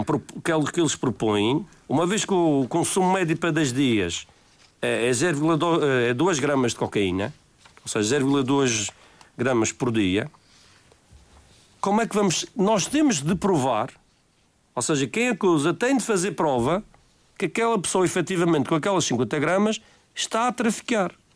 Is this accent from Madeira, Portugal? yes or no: yes; Madeira, Portugal